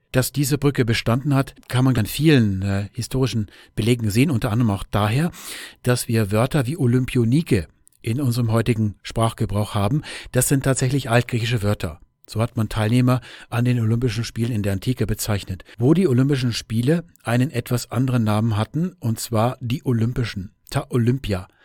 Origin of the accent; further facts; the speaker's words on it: Germany; wir Deutsche